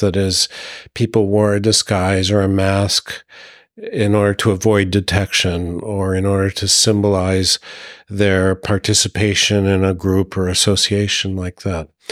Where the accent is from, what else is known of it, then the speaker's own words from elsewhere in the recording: United States; moved away as an adult; now in Burgundy, France; being an American in France